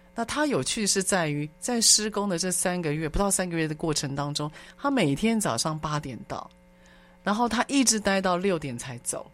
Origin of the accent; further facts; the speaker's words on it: Taiwan; 我们台湾